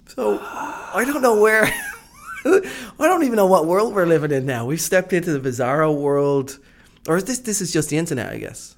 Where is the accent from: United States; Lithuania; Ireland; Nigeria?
Ireland; I'm from Ireland